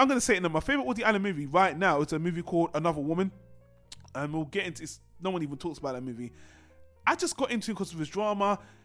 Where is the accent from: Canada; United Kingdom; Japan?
United Kingdom; I'm British